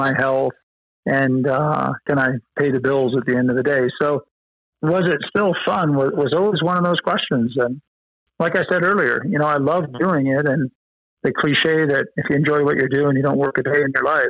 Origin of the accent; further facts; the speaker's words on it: Central Oregon, United States; also born or lived in Colorado; grew up in Central Oregon